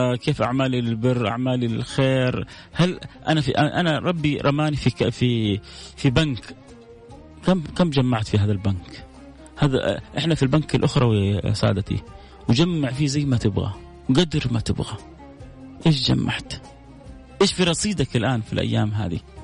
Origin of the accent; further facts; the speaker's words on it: Saudi Arabia; بلدنا الغالية حتى إحنا ربما كسعوديين